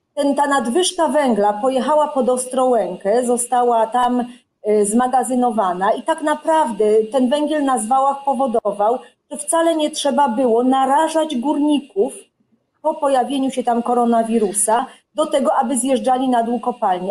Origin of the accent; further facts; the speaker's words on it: Silesian Voivodeship, Poland; jestem ze Śląska